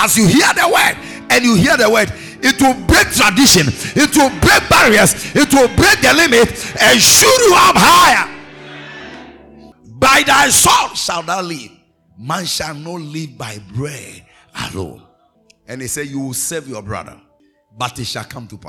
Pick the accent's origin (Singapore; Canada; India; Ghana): Ghana; I'm a Ghanaian.